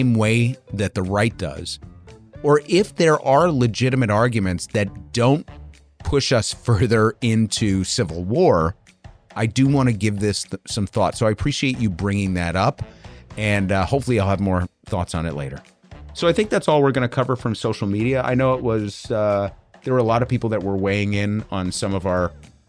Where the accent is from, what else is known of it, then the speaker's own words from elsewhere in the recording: California, United States; As a Californian, I'd personally like for Mississippi and red states like that to stop benefiting from my Californian taxes